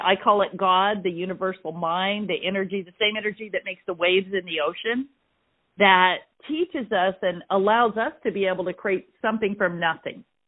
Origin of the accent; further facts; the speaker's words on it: Ventura, California, United States; I am from Ventura, California. It's north of Los Angeles. And I live on the coast there